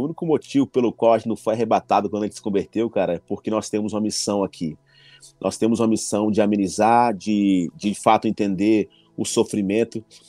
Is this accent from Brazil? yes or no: yes; Recife, Pernambuco, Brazil; also born or lived in Mato Grosso; eu nasci no Mato Grosso e com nove anos de idade, meu pai foi ser pastor aqui em Recife. E a gente se mudou pra cá